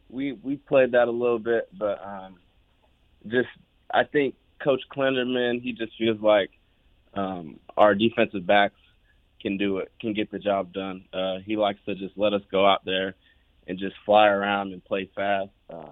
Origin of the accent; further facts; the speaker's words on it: Lawrence, Kansas, United States; also born or lived in Ghana; Growing up in Lawrence